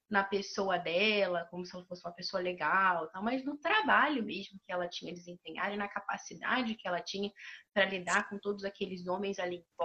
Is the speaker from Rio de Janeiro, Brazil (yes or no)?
yes; Rio de Janeiro, Brazil; now in Curitiba, Brazil; eu moro em Curitiba atualmente, mas eu sou carioca, né?